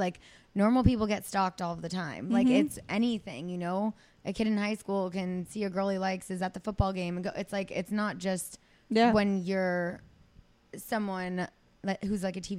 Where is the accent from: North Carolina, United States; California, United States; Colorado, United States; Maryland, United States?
California, United States; Azusa; accent: Valley girl; San Gabriel Valley. I grew up in Azusa.